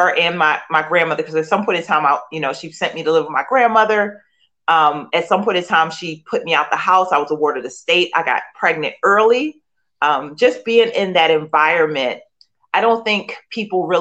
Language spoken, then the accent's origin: English; Philadelphia, Pennsylvania, United States; I grew up in Philadelphia, born and raised, and in the inner city